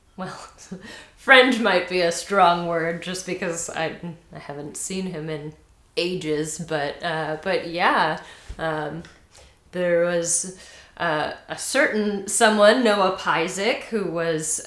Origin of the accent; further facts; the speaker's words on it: Michigan, United States; moved away as an adult; now in Olympia, United States; I'm originally from Michigan, and I actually studied theater at Northern Michigan University, and then right after I got my degree, I came out here